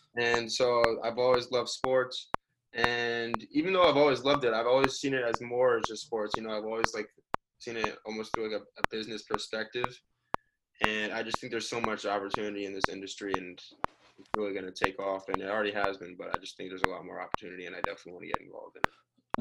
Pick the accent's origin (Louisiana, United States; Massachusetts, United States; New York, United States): New York, United States; Sleepy Hollow; also born or lived in Miami; I'm from Sleepy Hollow, New York